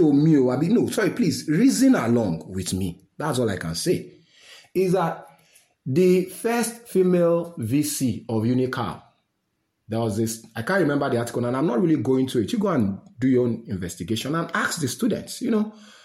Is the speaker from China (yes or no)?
no; Nigeria; I'm a Nigerian uniquely